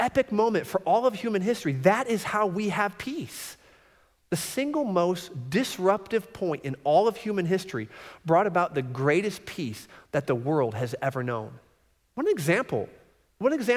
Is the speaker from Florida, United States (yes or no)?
yes; Florida, United States; I grew up in Florida, and we used to travel to Michigan because we had a lot of family in Michigan